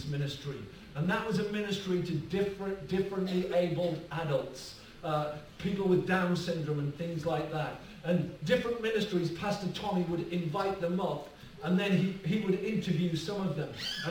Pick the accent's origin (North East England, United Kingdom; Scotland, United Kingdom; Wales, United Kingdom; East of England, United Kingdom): North East England, United Kingdom; Rushyford; I'm from County Durham. I'm from a little village called Rushy Ford